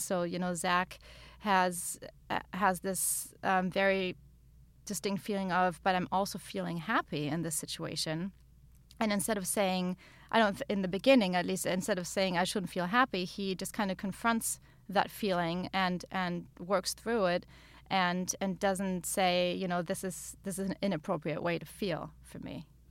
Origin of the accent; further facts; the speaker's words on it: Germany; moved away; where I grew up in Germany